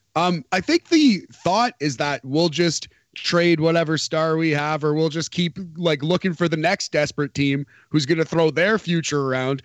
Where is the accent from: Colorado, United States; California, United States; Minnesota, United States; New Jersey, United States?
New Jersey, United States; I'm from New Jersey